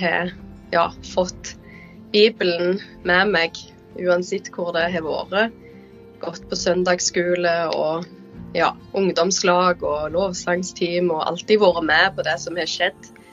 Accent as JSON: {"language": "Norwegian", "area": "Jæren", "region": "Rogaland", "country": "Norway", "tie": "born or raised there", "also_born_or_lived": "Bergen / Ålesund", "moved": "as an adult", "lives_now": "Indre Troms, Norway", "said": "jeg kommer fra Jæren. Jeg er jo oppvokst der, men de siste åra har jeg bodd eh, både i Bergen og Ålesund, og nå Indre Troms"}